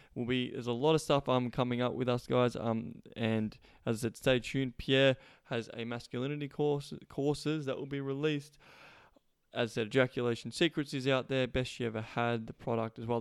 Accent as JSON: {"language": "English", "country": "Australia", "moved": "yes", "said": "coming all the way from Australia, my home country."}